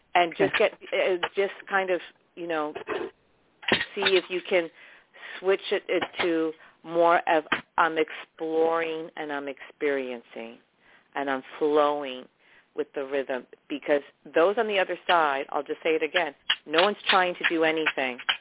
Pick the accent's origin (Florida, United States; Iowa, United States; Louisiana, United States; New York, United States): New York, United States; I'm from New York